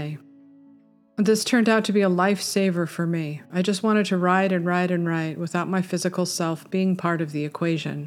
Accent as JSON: {"language": "English", "town": "Topanga", "region": "California", "country": "United States", "tie": "born or raised there", "said": "Growing up in Topanga in the 70s"}